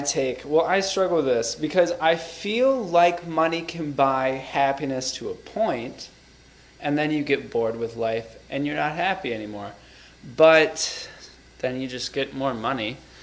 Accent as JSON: {"language": "English", "region": "Wisconsin", "country": "United States", "said": "I'm from Wisconsin"}